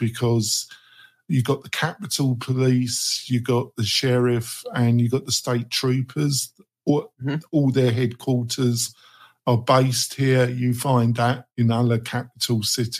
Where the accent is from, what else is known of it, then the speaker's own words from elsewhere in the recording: England, United Kingdom; moved away as an adult; also born or lived in London; now in United States; I'm English